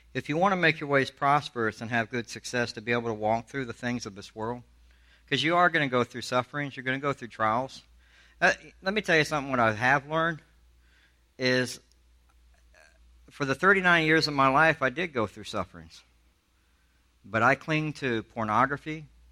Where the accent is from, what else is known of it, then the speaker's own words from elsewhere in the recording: Alabama, United States; also born or lived in Charleston, South Carolina; I'm from the South. I grew up in Alabama